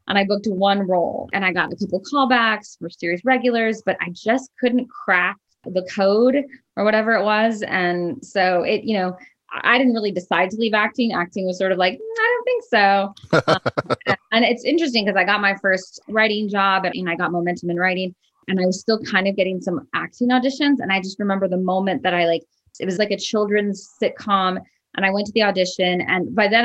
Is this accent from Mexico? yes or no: no; Texas, United States; moved away as an adult; also born or lived in Chicago / New York City / Los Angeles; I was born in Chicago, but I grew up in Texas.